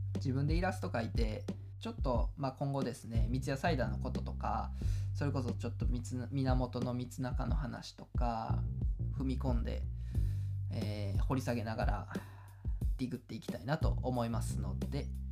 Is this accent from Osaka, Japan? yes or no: no; Kawanishi, Hyogo, Japan; 僕の出身地でもある、えー、兵庫県川西市